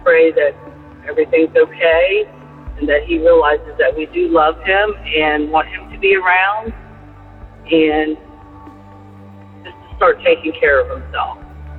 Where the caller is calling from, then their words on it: Central Florida, United States; I'm calling from Central Florida.